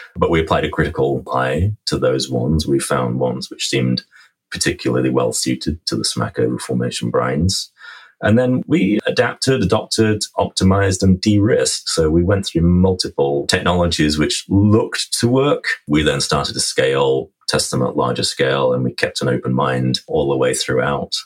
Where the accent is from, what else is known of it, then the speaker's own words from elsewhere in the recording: England, United Kingdom; moved away as an adult; now in Vancouver, Canada; I am an Englishman by birth